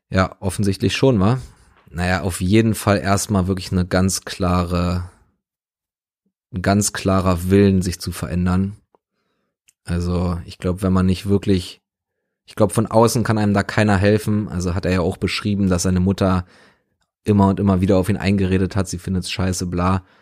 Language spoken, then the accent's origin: German; Berlin, Germany; So, ich bin in Westberlin aufgewachsen, beziehungsweise meine Familie sind, sind Westdeutsche, Westberliner.